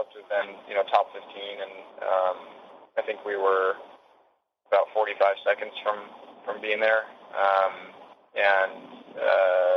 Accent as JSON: {"language": "English", "country": "United States", "said": "as an American"}